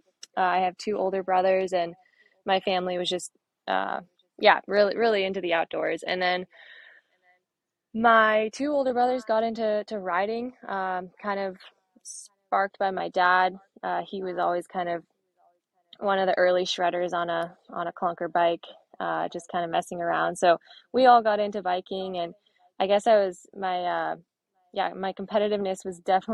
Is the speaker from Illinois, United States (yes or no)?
no; Inverness, California, United States; moved away as an adult; also born or lived in Durango, Colorado; I grew up in Inverness. It's part of Marin County, but it's very West Marin